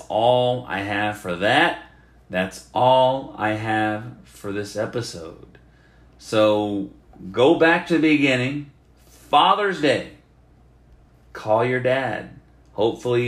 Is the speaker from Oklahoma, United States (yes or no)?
yes; Oklahoma, United States; now in Texas, United States; I grew up in Oklahoma